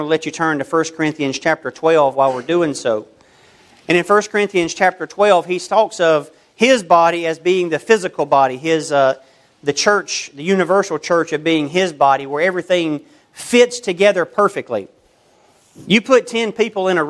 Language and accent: English; United States; I'm American